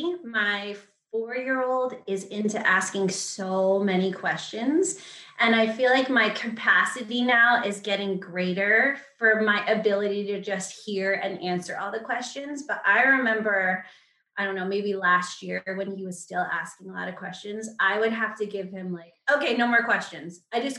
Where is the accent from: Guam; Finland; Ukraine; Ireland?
Guam; We grew up in Guam. So that just set us apart to begin with.